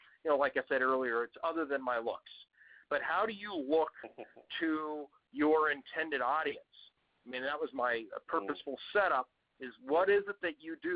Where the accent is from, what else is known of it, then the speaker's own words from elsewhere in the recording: United States; accent: Yank; I come from the background in the U.S. As you can tell by my Yank accent